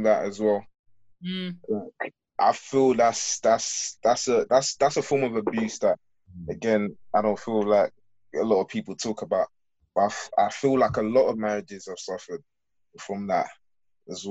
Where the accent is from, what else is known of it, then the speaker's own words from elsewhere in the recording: London, United Kingdom; I'm from London.